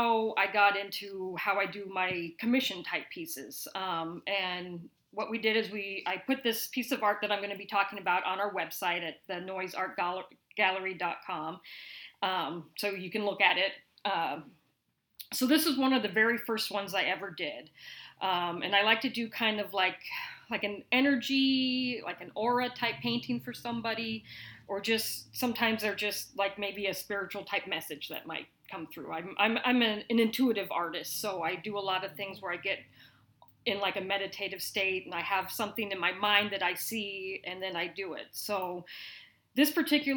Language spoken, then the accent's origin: English; Lincoln, Nebraska, United States; also born or lived in Seattle / Las Vegas; I am a Lincoln native. Grew up here, went to school here